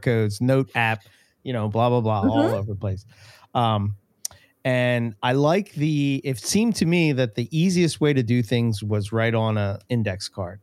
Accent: Philadelphia, Pennsylvania, United States; accent: Philadelphia; my Philadelphia accent

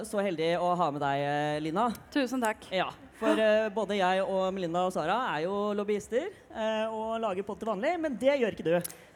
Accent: Fredrikstad, Østfold, Norway; Jeg er 27 år gammel, kommer fra Fredrikstad.

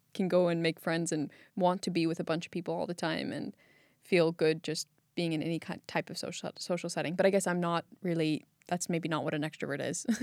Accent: California, United States; moved away as an adult; now in Iceland; I was born and raised in California and moved to Iceland about four years ago

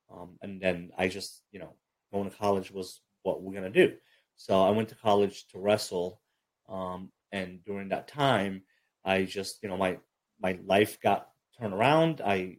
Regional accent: Brooklyn, New York, United States; also born or lived in Egypt; I mean, like I said, I grew up in Egypt and then in Brooklyn, New York, was raised.

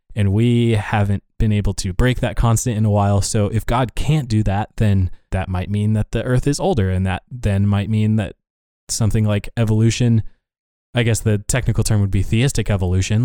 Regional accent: Laurel, Montana, United States; now in Virginia, United States; we we grew up in Laurel, Montana and yet some of us are now in Virginia writing code

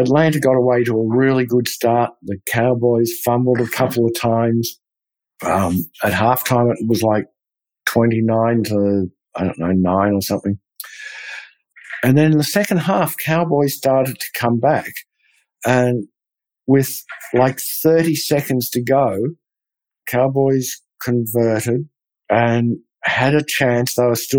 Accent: Australia; now in Texas, United States; being an Australian

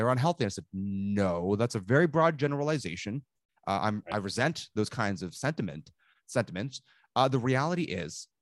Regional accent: Toronto, Ontario, Canada; I grew up in Toronto

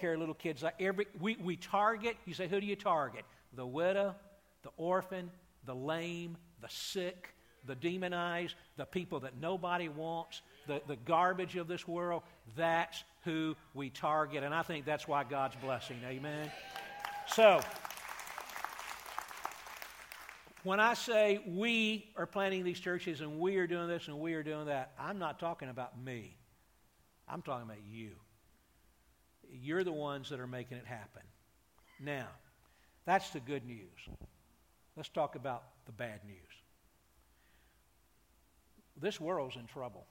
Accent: Atlanta, Georgia, United States; I grew up in Atlanta, Georgia, not too far from you guys

